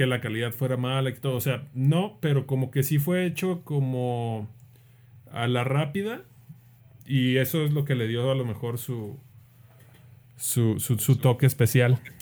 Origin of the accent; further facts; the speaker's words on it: Mexico; nosotros los mexicanos